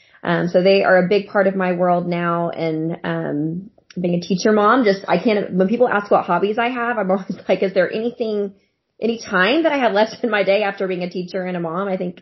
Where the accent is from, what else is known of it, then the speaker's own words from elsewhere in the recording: Norman, Oklahoma, United States; I'm from Norman, Oklahoma.